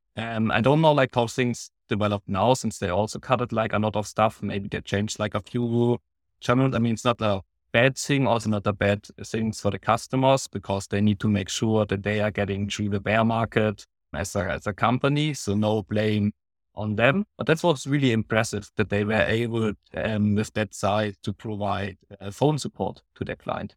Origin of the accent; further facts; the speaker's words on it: Baden-Württemberg, Germany; I'm from Germany, from Baden-Württemberg